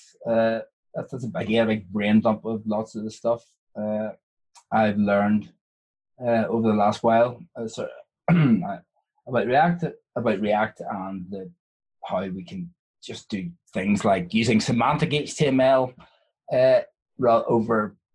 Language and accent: English; Ireland; I'm Irish